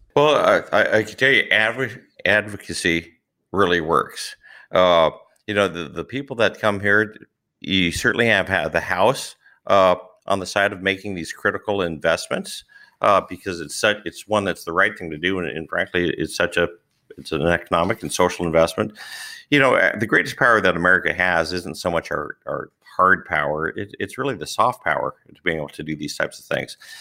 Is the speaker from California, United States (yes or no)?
yes; California, United States; also born or lived in Central Valley, California; I was born in California, but we moved to the Central Valley some twenty years ago